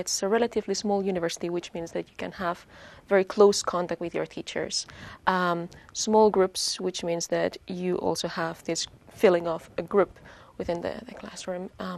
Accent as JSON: {"language": "English", "town": "Lleida", "region": "Catalonia", "country": "Spain", "moved": "as an adult", "lives_now": "Sweden", "said": "And I come originally from Spain, from Lleida, small town in Catalonia. So, and I've been living here in Sweden for the last 3.5 years."}